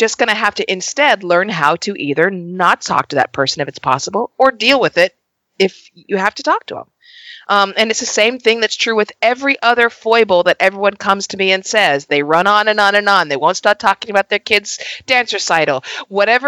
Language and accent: English; Los Angeles, California, United States; an LA native